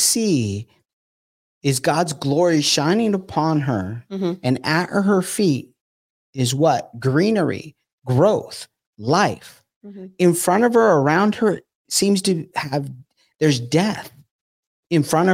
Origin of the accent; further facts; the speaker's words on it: California, United States; I grew up in California.